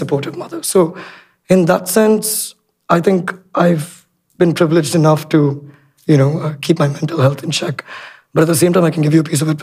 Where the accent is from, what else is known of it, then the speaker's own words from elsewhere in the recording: India; now in Sri Lanka; I grew up in India for a fair amount of time